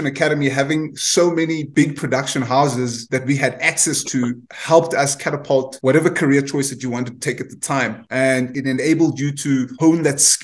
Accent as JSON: {"language": "English", "town": "Cape Town", "region": "Western Cape", "country": "South Africa", "tie": "born or raised there", "said": "I grew up in Guguletu back, obviously, in the late 80s to the 90s"}